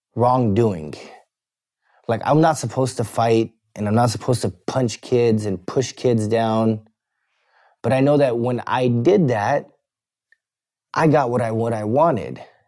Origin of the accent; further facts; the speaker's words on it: Bakersfield, California, United States; I was born in Bakersfield, California